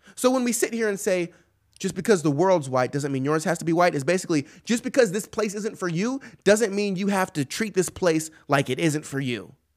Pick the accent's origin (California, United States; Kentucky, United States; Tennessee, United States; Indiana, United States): California, United States; moved away; I'm from California originally, don't live there anymore